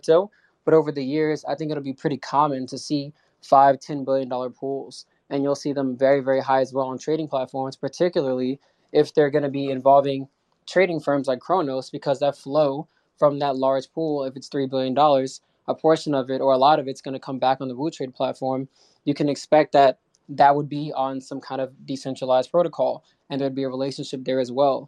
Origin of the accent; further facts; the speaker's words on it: United States; I'm from the States